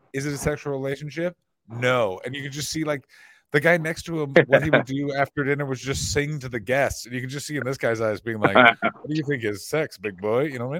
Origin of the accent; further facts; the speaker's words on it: Canada; As a Canadian person with mostly Scottish blood